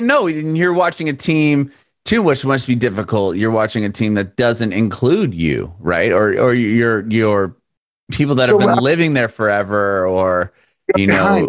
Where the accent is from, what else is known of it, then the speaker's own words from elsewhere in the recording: Southern California, United States; moved away as an adult; now in Nashville, United States; I recently moved to Nashville. I'm from California, Southern California. And my family and I moved to Nashville, and we have an extra room.